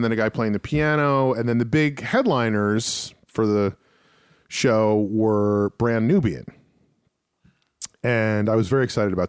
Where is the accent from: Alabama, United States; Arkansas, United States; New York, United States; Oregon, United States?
New York, United States; New Rochelle; moved away; also born or lived in Massachusetts; My hometown is celebrating its 325th anniversary of township